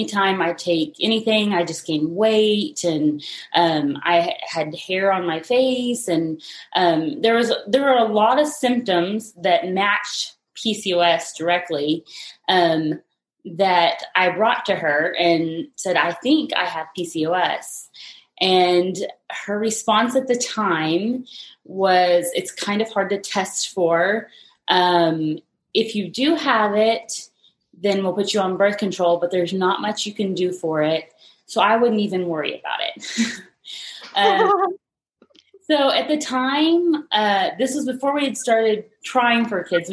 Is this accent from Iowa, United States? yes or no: no; Texas Panhandle, United States; moved away as an adult; now in San Antonio, United States; I'm originally from the Texas Panhandle, but I've been in San Antonio for about 8 years.